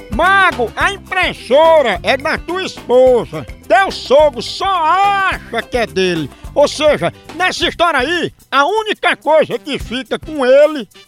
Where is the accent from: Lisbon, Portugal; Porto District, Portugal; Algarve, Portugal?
Porto District, Portugal; Porto; Eu sou português, vivo em Portugal, sou português de Portugal, do Porto.